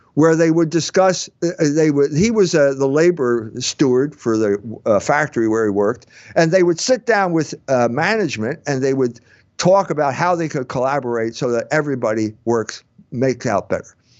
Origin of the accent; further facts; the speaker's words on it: the North, United States; I'm Irish and German. And I come from a different part of the country. And up north